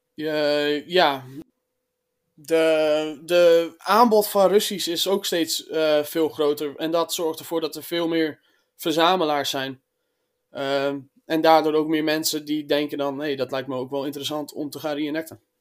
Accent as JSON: {"language": "Dutch", "region": "Friesland", "country": "Netherlands", "said": "Ik eh, kom uit Friesland."}